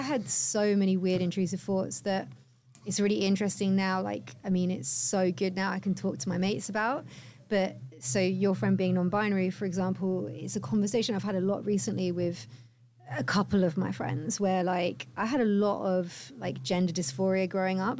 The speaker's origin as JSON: {"language": "English", "area": "the Cotswolds", "region": "South West England", "country": "United Kingdom", "tie": "born or raised there", "also_born_or_lived": "Cardiff", "moved": "as an adult", "lives_now": "London, United Kingdom", "said": "I grew up in the Cotswolds"}